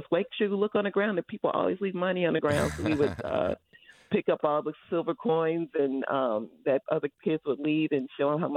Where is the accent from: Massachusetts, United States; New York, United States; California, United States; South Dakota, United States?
California, United States; Richmond; growing up in Richmond